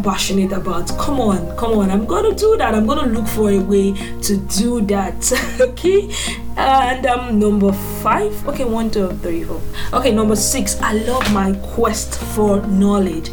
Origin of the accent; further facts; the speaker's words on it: eastern Nigeria, Anambra, Nigeria; now in Abuja, Nigeria; I am a Nigerian from the eastern part of Nigeria, which is Anambra State. Yes, and I reside in FCT Abuja.